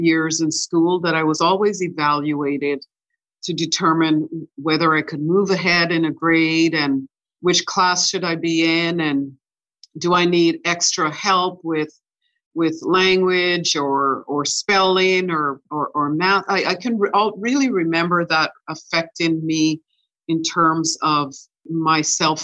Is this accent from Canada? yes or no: yes; Winnipeg, Manitoba, Canada; also born or lived in Ocho Rios, Jamaica; I was born in Jamaica in a little town called Ocherias